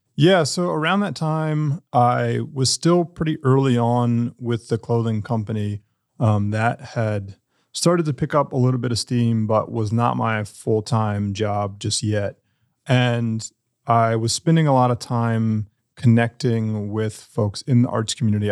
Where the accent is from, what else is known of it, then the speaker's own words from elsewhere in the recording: Durham, North Carolina, United States; I was born and raised here. I didn't go off anywhere